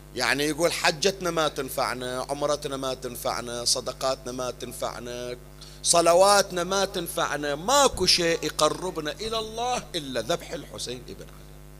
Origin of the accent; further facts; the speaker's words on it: Bahrain; أيام المنامة عندنا في البحرين